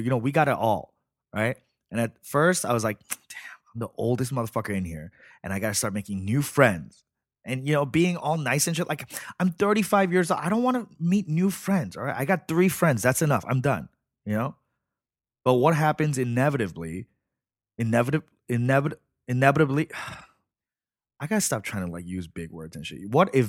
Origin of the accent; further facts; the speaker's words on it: Flushing, New York, United States; Yeah, Flushing, Queens.